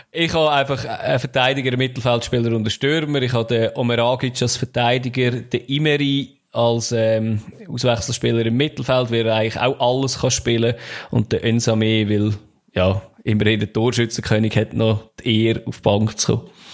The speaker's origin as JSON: {"language": "German", "region": "Central Switzerland", "country": "Switzerland", "said": "bei uns in der Innerschweiz"}